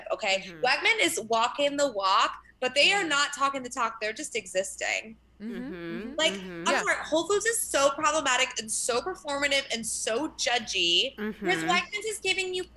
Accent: New Jersey, United States; moved away as an adult; growing up in South Jersey was really interesting

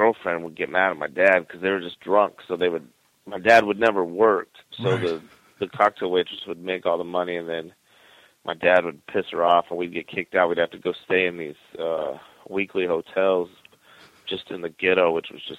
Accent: Wyoming, United States; moved away; also born or lived in Phoenix / Las Vegas; growing up in Wyoming

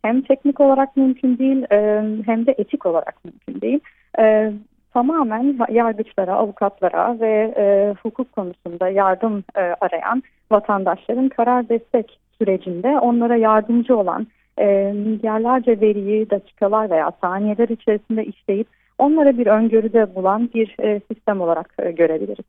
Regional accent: Turkey; first language Turkish; now in Szeged, Hungary; güzel ülkeme ve güzel ülkemin güzel insanlarına

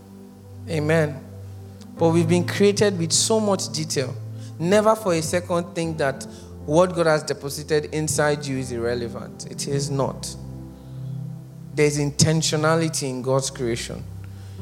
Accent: Nigeria; being born a Nigerian and haven't lived here for a while

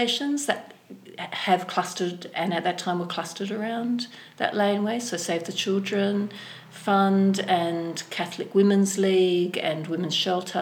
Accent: Sydney, New South Wales, Australia; now in Hobart, Australia; I come from Sydney, and then Hobart

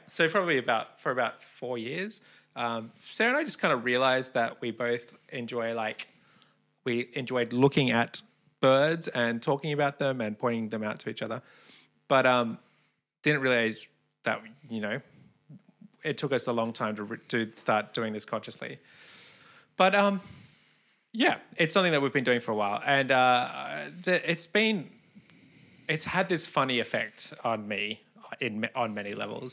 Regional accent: Australia; growing up in Australia

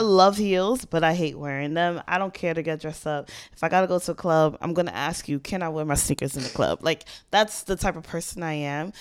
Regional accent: New York City, New York, United States; I am from Queens

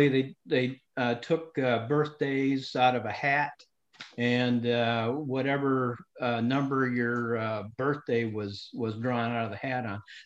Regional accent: Grand Rapids, Michigan, United States; I grew up in Grand Rapids, Michigan

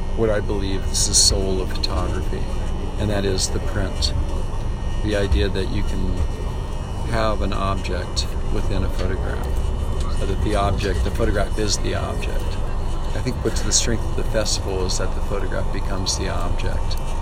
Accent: United States; I'm an American photographer

